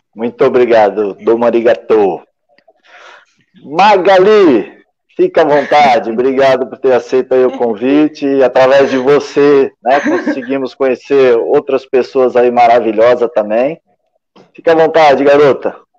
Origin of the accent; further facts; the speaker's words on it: São Bernardo do Campo, São Paulo, Brazil; eu sou de São Bernardo, é vizinho.